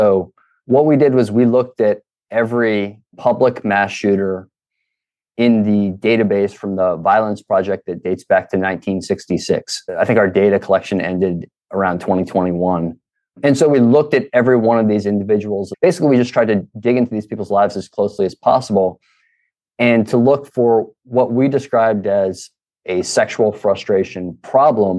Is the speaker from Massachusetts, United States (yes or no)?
no; Baltimore, Maryland, United States; accent: Baltimore; moved away as an adult; now in Alabama, United States; I was born in Baltimore